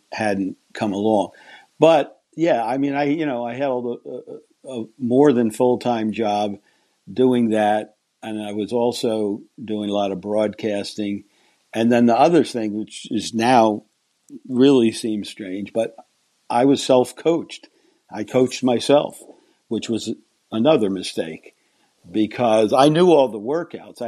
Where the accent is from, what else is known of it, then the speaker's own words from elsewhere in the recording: United States; being an American